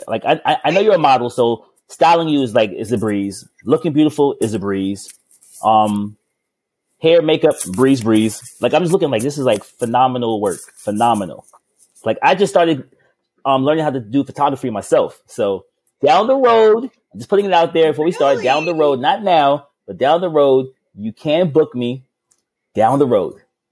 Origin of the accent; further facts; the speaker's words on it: Thailand; moved away; I'm from Thailand.